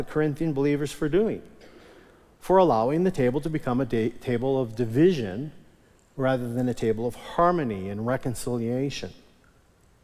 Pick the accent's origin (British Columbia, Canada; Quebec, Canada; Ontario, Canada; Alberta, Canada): Alberta, Canada; Onoway; I was raised in Onaway Evangelical Free Church up north of Edmonton, and I remember as a kid, we always called it communion